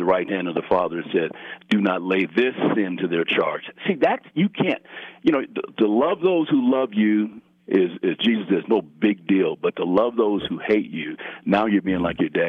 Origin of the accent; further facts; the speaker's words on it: Colorado Springs, Colorado, United States; growing up here